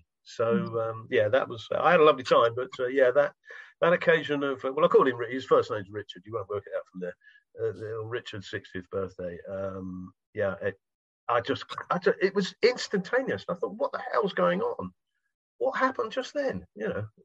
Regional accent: United Kingdom; I'm from Britain

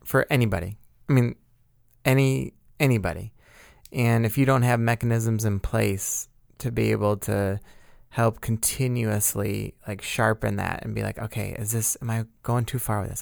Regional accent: United States

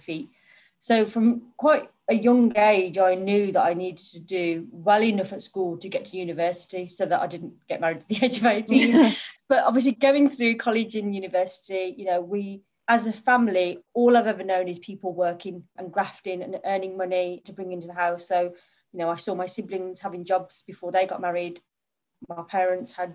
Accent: Birmingham, West Midlands, United Kingdom; I grew up in Birmingham

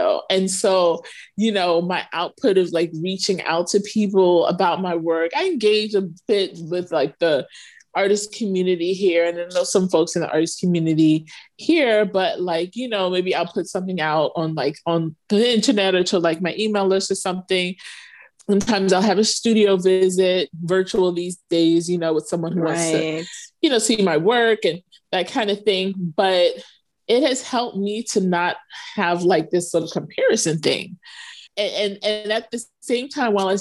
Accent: New York City, New York, United States; moved away as an adult; also born or lived in Philadelphia / Galveston, Texas / North Carolina; now in Egypt; I'm actually from New York. I'm actually from Brooklyn

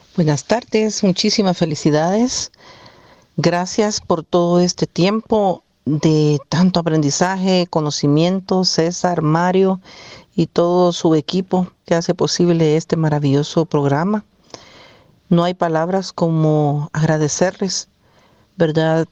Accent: El Salvador; moved away as an adult; Yo soy salvadoreña, pero ya tengo siete años, casi ocho años de estar acá

